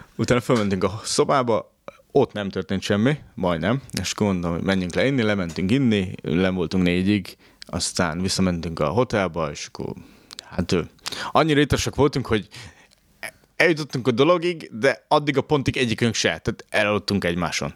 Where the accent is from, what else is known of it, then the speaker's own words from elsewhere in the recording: Tiszántúl, Hungary; moved away; én Tiszántúli gyerek vagyok